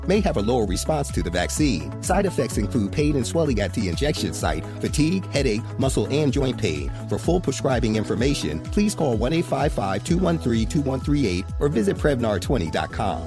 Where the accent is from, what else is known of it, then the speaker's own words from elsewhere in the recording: New York City, New York, United States; I'm from Queens